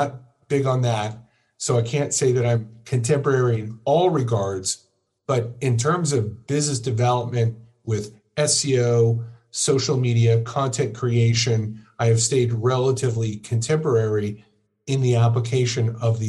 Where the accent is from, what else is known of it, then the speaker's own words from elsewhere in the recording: Orange County, California, United States; I grew up in Orange County, California